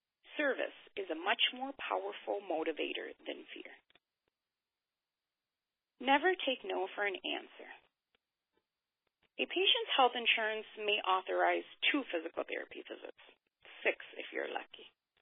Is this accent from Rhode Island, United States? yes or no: no; Wisconsin, United States; I grew up in Wisconsin, home of frigid weather, sensational cheese curds, and Cop's frozen custard. I spent my childhood summers, however, living with family in Mexico.